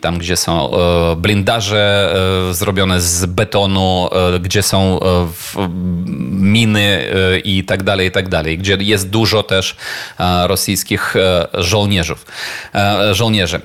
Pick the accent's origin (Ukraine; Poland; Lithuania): Ukraine; my po prostu Ukraińcy